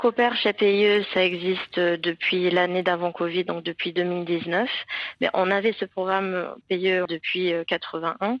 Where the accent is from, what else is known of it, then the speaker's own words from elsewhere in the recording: England, United Kingdom; French is a second language; moved away as an adult; now in Aix-en-Provence, France; je suis anglaise